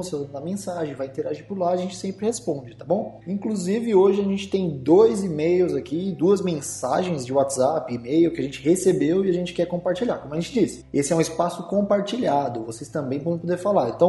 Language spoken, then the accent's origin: Portuguese; São Paulo, Brazil; da Vila Carrão. Salve Zona Leste, é nós aí.